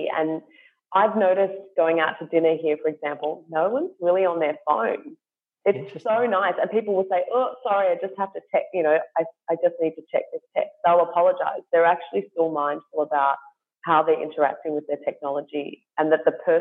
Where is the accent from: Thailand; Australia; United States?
Australia; Perth, Western Australia; moved away; I grew up in Perth, and Perth always for me as a teenager especially just felt like it was on half speed